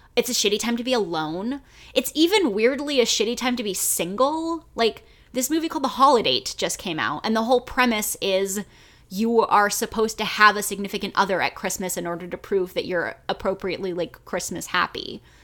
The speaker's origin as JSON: {"language": "English", "country": "United States", "said": "I only have this experience as an American"}